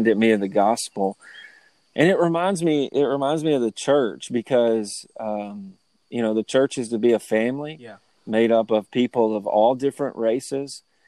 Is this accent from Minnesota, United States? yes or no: no; Lewisburg, Tennessee, United States; I grew up in the South. I grew up in Lewisburg, Tennessee